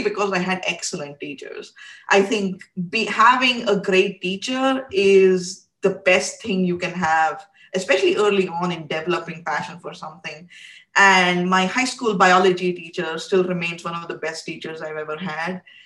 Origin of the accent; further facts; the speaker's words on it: India; I grew up in India